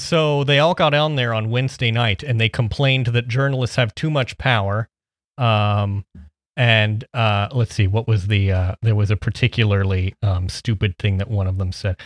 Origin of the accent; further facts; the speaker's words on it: Midwest, United States; I'm from the Midwest